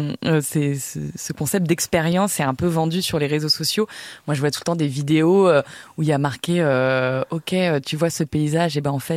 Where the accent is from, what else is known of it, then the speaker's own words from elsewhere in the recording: France; je suis française